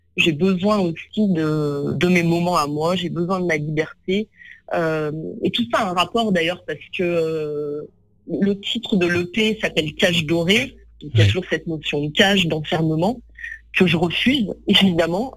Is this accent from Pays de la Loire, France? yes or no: no; near Lyon, Auvergne-Rhône-Alpes, France; also born or lived in Vénissieux; now in Paris, France; j'ai grandi près de Lyon, euh, dans un petit village en réalité